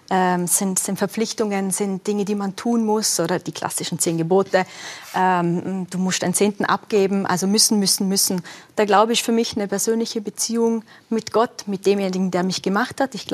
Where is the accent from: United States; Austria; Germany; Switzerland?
Austria; western Austria; Also ich bin auf Alpinskiern aufgewachsen, äh, Westen Österreich, eh klar.